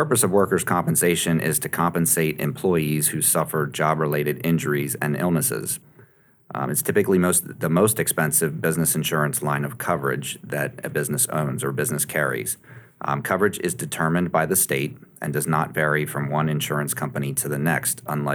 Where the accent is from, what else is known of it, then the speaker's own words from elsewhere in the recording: Lancaster County, Pennsylvania, United States; I grew up in Lancaster County and spend most of my time in Lancaster and York counties